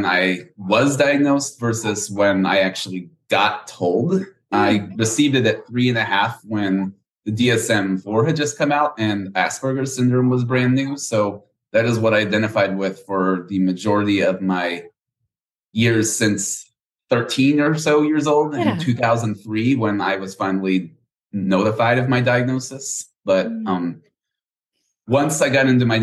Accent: Houston, Texas, United States; I was born and raised here in Houston, Texas.

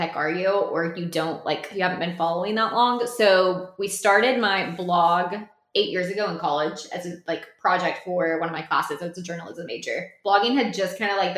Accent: the South, United States; we're from the South

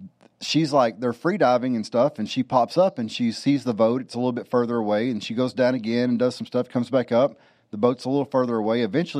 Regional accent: Southeast Texas, United States; I grew up in Southeast Texas, and you know, in the Gulf of Mexico, basically. We were about 15 minutes from the beach on the Gulf of Mexico

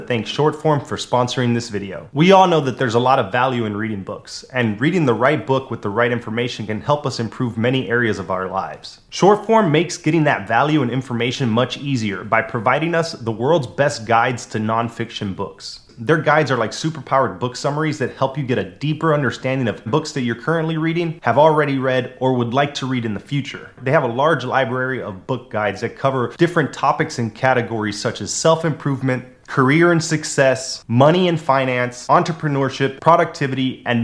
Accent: Miami, Florida, United States; moved away; also born or lived in Las Vegas, Nevada; where I grew up in Miami

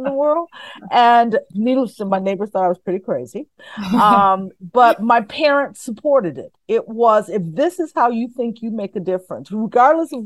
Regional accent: Chicago, Illinois, United States; I grew up in inner city Chicago in a neighborhood that many would consider tough on Chicago's west side, the Lawndale community

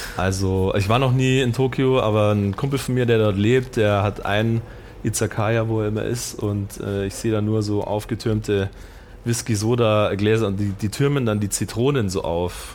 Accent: Markt Schwaben, Bavaria, Germany; also born or lived in Munich; kam ja vom Land

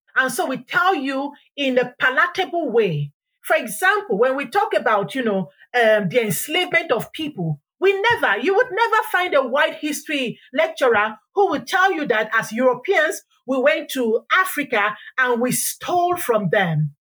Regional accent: Ireland; We forget how we went into the Caribbeans, the Caribbean islands, and we were indentured there as Irish people.

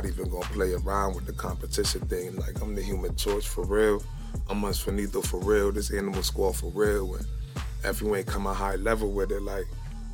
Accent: Jamaica; I'm Jamaican myself

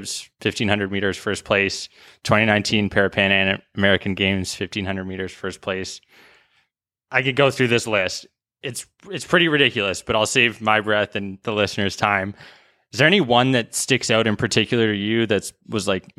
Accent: White Rock, British Columbia, Canada; now in Toronto, Canada; my hometown, White Rock, South Surrey.

